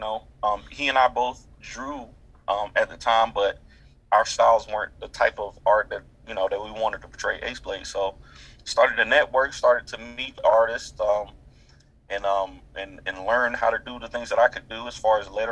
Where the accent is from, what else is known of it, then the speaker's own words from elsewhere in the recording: Durham, North Carolina, United States; also born or lived in Montgomery County, North Carolina; Born and raised in Durham, North Carolina